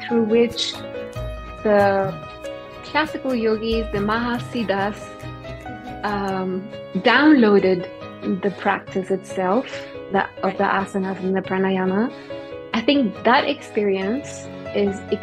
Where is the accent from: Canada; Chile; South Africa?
Chile; I'm Indian. And we grew up in South America, in Chile